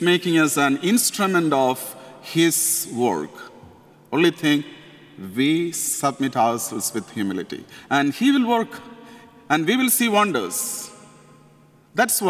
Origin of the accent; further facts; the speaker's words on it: India; accent: Indian; English is a second language; moved away as an adult; my Indian accent.